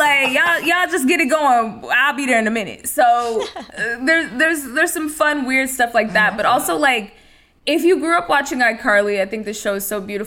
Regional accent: Texas, United States; I'm from Texas, where there's a very famous food cake factory in South Texas

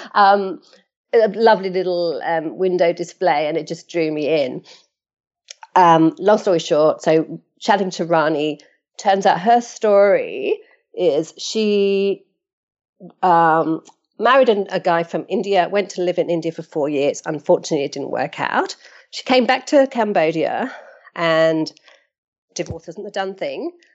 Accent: London, United Kingdom; moved away as an adult; now in Australia; 'cause I'm originally from London, um, and now living in Australia

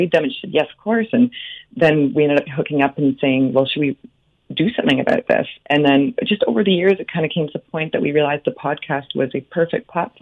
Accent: Owen Sound, Ontario, Canada; growing up in Owen Sound

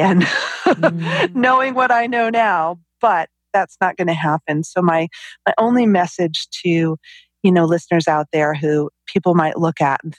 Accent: New York City suburbs, United States; I grew up in the New York City suburbs

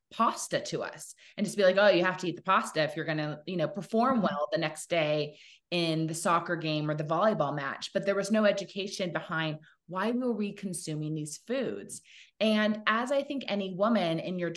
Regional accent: Laguna Beach, California, United States; also born or lived in San Diego, California; I grew up in two places. So I was born in San Diego, and we lived on an avocado farm until I was 7. And then we moved to Laguna Beach, California, which is my mom's hometown.

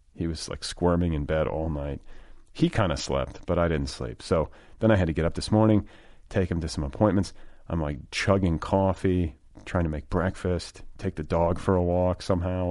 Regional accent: Indianapolis, Indiana, United States; I grew up in Indianapolis

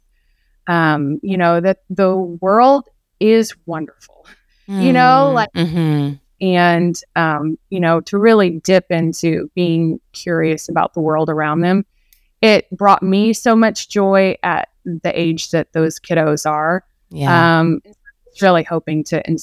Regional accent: Houston, Texas, United States; moved away as an adult; also born or lived in Clemson, South Carolina; I grew up in Houston, Texas

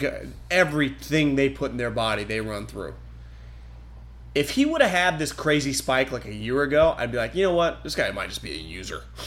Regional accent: Davis, California, United States; we had this growing up in Davis

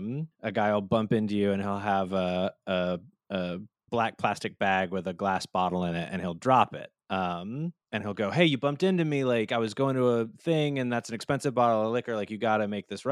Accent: the South, United States; I'm from the South

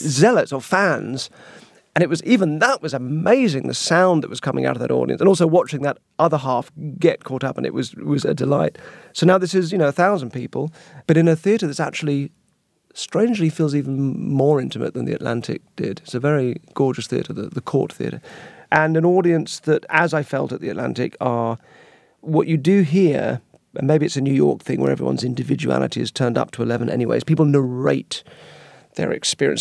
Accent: United Kingdom; being British and naturally apologetic

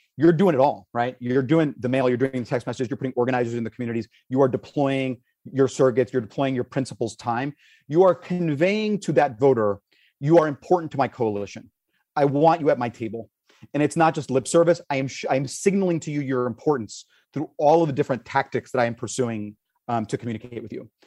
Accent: Miami, Florida, United States; I was born in Miami

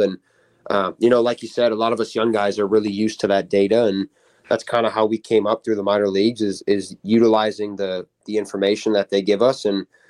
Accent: Palos Park, Illinois, United States; I grew up in Palos.

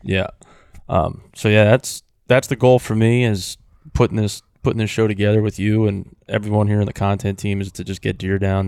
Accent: Pennsylvania, United States; I'm from Pennsylvania

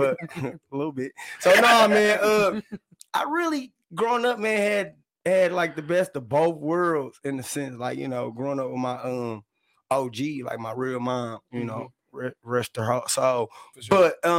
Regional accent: Detroit, Michigan, United States; I grew up right across the street from Finney High School back then

